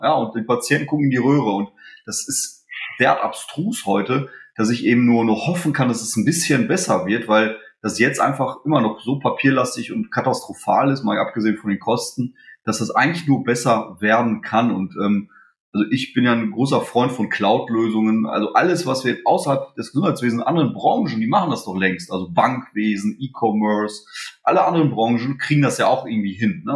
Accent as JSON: {"language": "German", "country": "Germany", "tie": "born or raised there", "also_born_or_lived": "Poland", "said": "Ich bin in Polen geboren, bin mit drei Jahren nach Deutschland gekommen"}